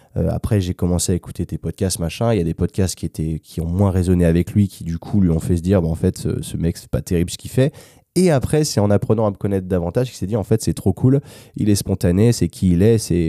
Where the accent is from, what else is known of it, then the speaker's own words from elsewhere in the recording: France; moved away as an adult; also born or lived in United States / London; now in Valencia, Spain; quand je rentre en France